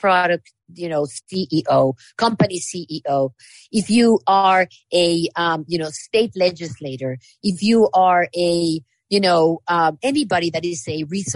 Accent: Mexico; now in United States; I come from Mexico.

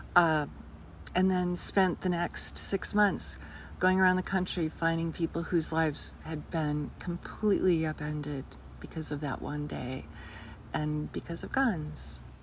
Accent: Jackson, Wyoming, United States; moved away as an adult; also born or lived in Los Angeles; my hometown

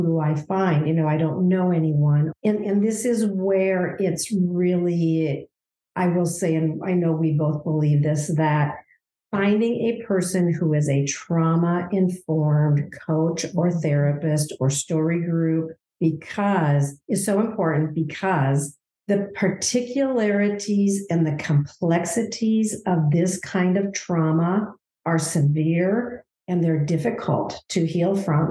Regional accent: Minnesota, United States; I'm from Minnesota

